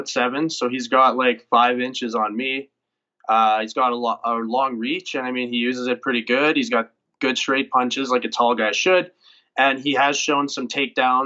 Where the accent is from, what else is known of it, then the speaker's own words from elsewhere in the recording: Bonnyville, Alberta, Canada; moved away; also born or lived in Edmonton; I want to represent my hometown really well. Bonneville, it's just a town of 7,000 where I grew up